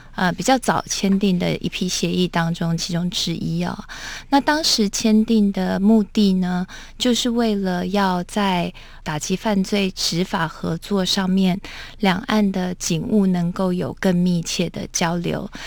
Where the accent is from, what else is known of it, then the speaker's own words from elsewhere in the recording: Taiwan; 我们其实身为台湾人哦，都很 呃，清楚